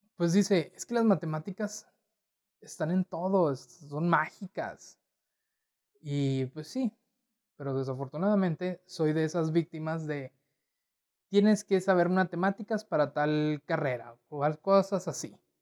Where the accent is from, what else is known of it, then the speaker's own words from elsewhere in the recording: Torreón, Coahuila, Mexico; nacido, nacido y crecido en Torreón, Coahuila